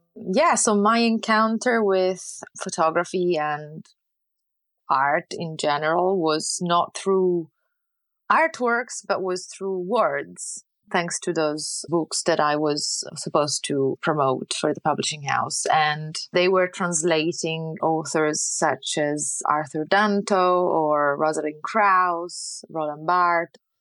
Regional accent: Lucca, Tuscany, Italy; English is a second language; moved away as an adult; also born or lived in United Kingdom / Pisa; now in France; I'm born and raised in Renaissance Tuscany

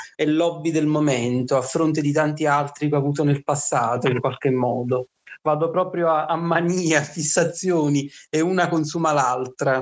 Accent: Naples, Campania, Italy; vengo da Napoli

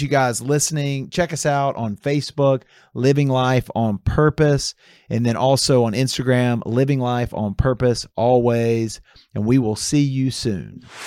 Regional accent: Atlanta, Georgia, United States; moved away; I grew up in Atlanta

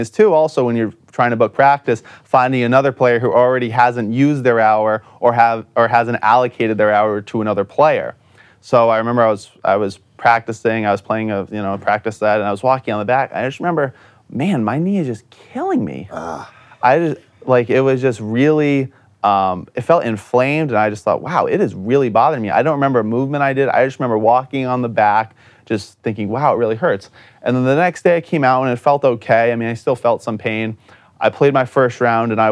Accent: Chepachet, Rhode Island, United States; I'm from Chepachet

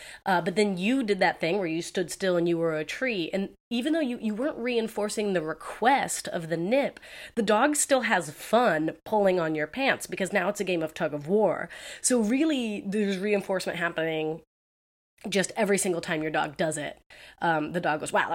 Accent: Southern California, United States; growing up in Southern California

